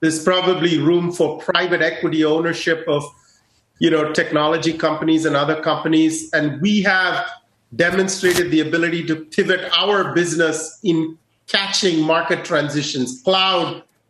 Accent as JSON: {"language": "English", "country": "India", "moved": "yes", "said": "my home country of India"}